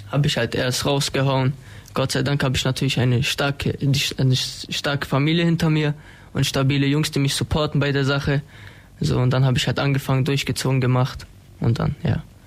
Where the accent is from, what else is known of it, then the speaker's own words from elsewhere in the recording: Ulm, Baden-Württemberg, Germany; Ich bin 19 Jahre alt, komme aus Ulm-Wiebling